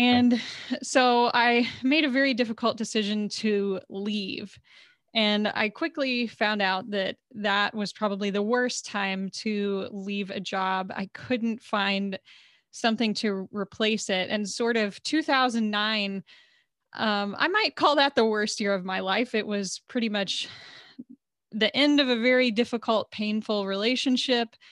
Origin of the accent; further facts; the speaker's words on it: Texas, United States; living and growing up in Texas as a woman